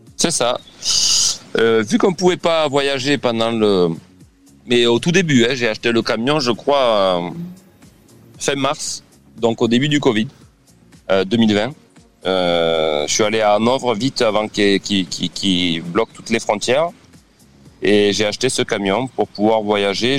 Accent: Lamalou-les-Bains, Occitania, France; moved away as an adult; now in Prague, Czech Republic; mon village natal

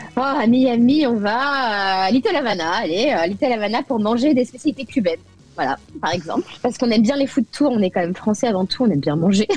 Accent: France; moved away as an adult; now in United States; Je suis avant tout française

